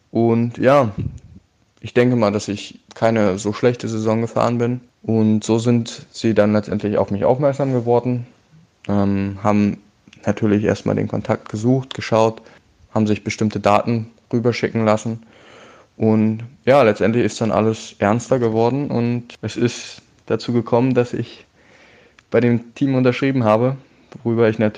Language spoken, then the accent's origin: German; Berlin, Germany; now in Cologne, Germany; Ich bin 20 Jahre alt, wohne jetzt seit einem Jahr in Köln. Ursprünglich komme ich aus Berlin